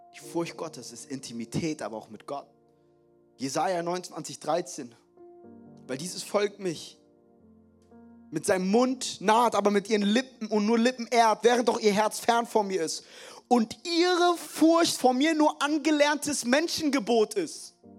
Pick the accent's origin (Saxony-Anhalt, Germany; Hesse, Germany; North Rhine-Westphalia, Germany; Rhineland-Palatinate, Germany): Hesse, Germany; Frankfurt; die Schulen in Frankfurt, wo ich groß geworden bin